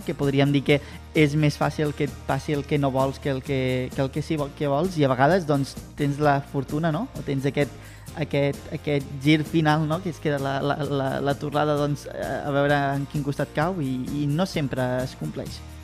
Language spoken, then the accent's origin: Catalan; Reus, Catalonia, Spain; Jo sóc molt de Reus